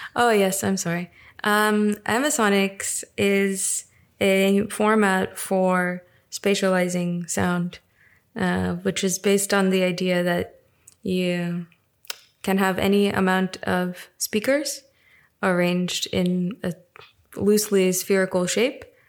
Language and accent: English; New York, United States; moved away as an adult; also born or lived in Russia / California; now in Berlin, Germany; where I grew up in New York.